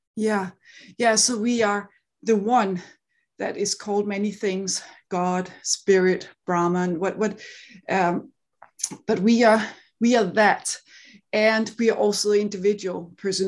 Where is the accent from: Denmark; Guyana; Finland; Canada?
Denmark; accent: Danish; English is a second language; now in Seattle, United States; I grew up in Denmark, so I live in Seattle, but, you know, I'm, I'm Danish